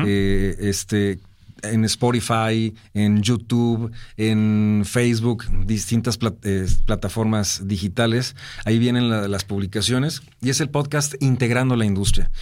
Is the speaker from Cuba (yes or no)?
no; Monterrey, Nuevo León, Mexico; los regios somos muy, muy así. Nos sentimos, eh, acá súper orgullosos de, de, de nuestra ciudad